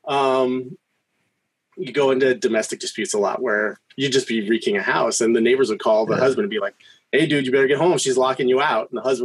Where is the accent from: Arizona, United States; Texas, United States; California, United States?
California, United States; San Diego; I grew up in San Diego